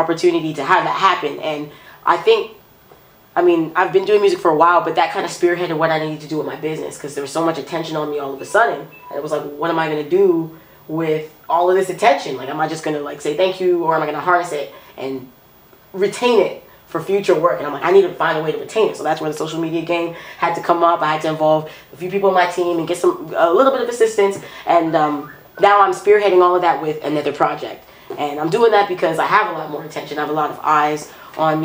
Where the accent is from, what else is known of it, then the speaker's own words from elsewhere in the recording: Brampton, Ontario, Canada; also born or lived in Toronto; I'm from Toronto, I'm born in Toronto, but I'm living in Brampton, I'm growing up in Brampton, and I found my sound in Brampton